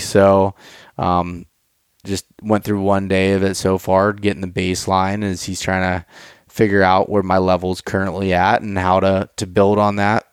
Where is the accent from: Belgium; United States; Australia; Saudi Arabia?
United States; Pennsylvania; so we're both from Pennsylvania